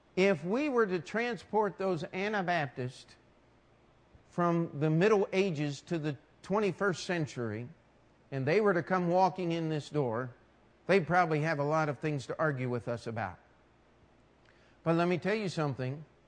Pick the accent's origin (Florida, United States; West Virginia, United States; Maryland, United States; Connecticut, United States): Maryland, United States; Carroll County; now in New York City, United States; the church I grew up in in Maryland